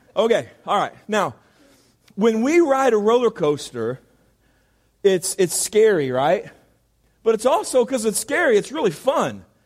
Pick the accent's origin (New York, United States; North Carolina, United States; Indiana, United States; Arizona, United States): Indiana, United States; moved away; also born or lived in California; I am from Indiana. Indiana. And there's not a whole lot in Indiana. There's like corn. Uh, then there's more corn and then there is basketball. That's kind of all there is in, in Indiana. And so I grew up playing basketball